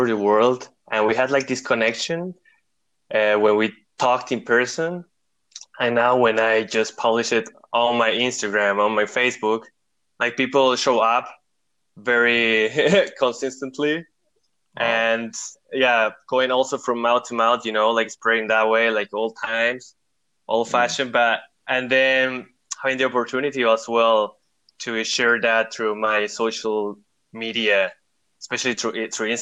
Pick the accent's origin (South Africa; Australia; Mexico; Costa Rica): Costa Rica; moved away as an adult; also born or lived in Germany; now in Europe; I'm originally from Costa Rica, but I've been living in Europe for about 8 years